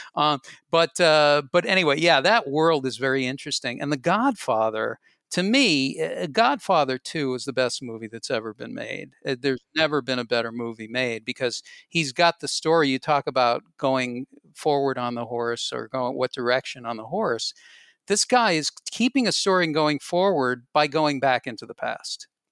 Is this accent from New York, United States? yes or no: no; Boston, Massachusetts, United States; I grew up in Boston, and Boston local radio was incredibly good.